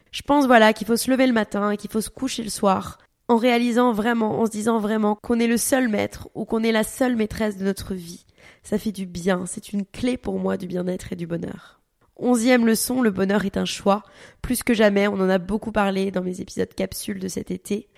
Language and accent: French; Paris, Île-de-France, France; also born or lived in Dubai; à la base on vient de Paris